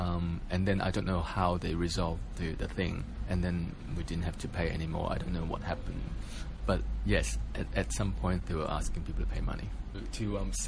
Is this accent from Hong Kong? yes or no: yes; Hong Kong; moved away; also born or lived in Australia; because I lived in Australia for 20 years, and so half of my life was spent there. So I always thought, I'm not Australian enough, and I'm not Hong Kong enough